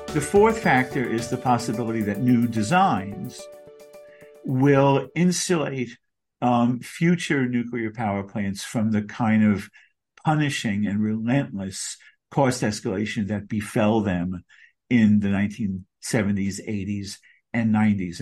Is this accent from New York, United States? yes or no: yes; Long Beach, New York, United States; now in New York City, United States; my hometown of Long Beach, Long Island, where I grew up.